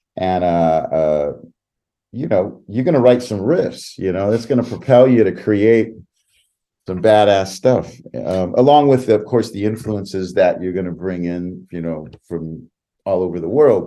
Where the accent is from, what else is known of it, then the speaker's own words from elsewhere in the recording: West Side, California, United States; I grew up on the West Side